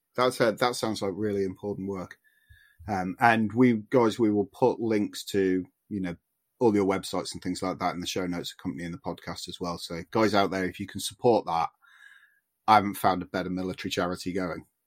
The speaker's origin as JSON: {"language": "English", "region": "Yorkshire and the Humber", "country": "United Kingdom", "said": "as a Yorkshireman"}